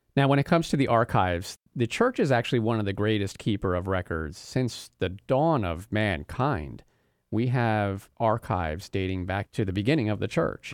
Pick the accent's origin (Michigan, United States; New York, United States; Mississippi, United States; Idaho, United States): New York, United States; now in Florida, United States; I'm from New York